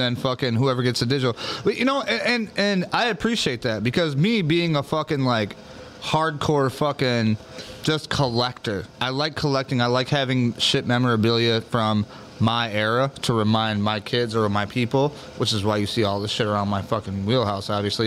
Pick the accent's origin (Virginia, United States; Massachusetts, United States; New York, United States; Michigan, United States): Michigan, United States; being from Michigan growing up